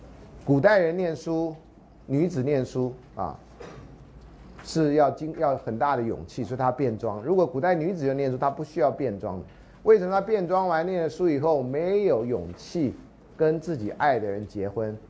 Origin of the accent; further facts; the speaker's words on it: China; 我中国人呢，得每十年拍一次梁山伯祝英台的故事。